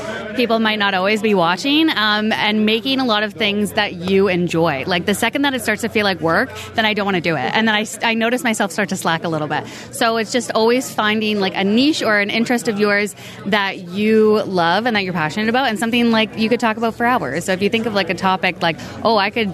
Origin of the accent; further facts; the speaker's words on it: Canada; we all love being Canadian